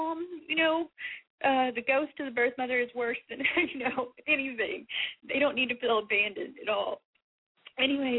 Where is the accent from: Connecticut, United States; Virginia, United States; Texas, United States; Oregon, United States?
Texas, United States; I'm from Texas